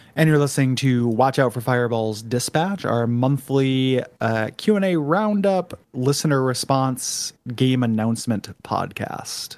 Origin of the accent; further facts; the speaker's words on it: United States; we're American